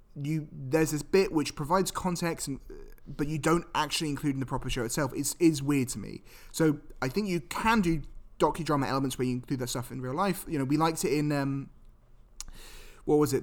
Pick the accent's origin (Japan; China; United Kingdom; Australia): United Kingdom; I'm British